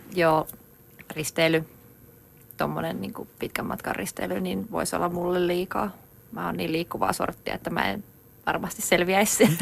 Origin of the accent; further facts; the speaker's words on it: Finland; kotikaupunkini Saarin poppeleita, jotka on Varikon ja aivan juna-aseman vieressä